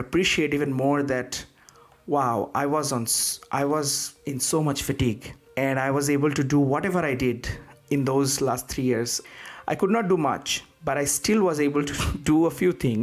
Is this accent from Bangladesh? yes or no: yes; Bangladesh; moved away as an adult; now in United States; I came all the way from Bangladesh.